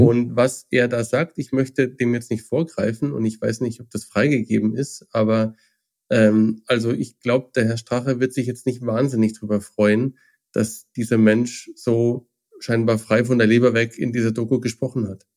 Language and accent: German; Germany